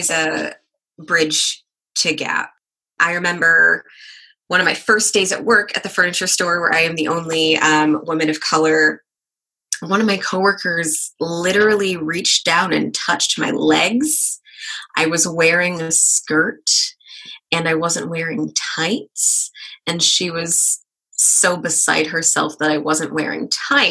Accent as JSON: {"language": "English", "town": "Kansas City", "region": "Missouri", "country": "United States", "tie": "born or raised there", "also_born_or_lived": "Des Moines, Iowa", "moved": "as an adult", "lives_now": "Sioux Falls, United States", "said": "I did grow up in the suburbs of Kansas City, Missouri"}